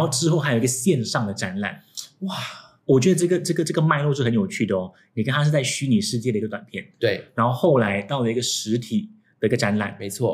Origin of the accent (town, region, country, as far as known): Singapore